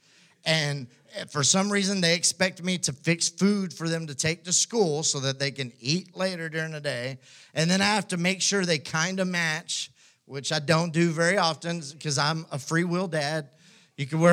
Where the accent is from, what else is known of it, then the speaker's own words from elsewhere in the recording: West Texas, United States; now in Houston, United States; I grew up in West Texas